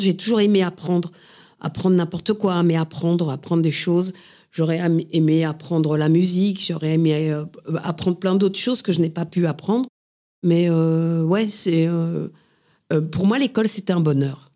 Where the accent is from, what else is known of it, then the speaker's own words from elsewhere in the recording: Paris, Île-de-France, France; j'ai grandi à Paris. Je suis vraiment une titi parisienne, euh, montmartroise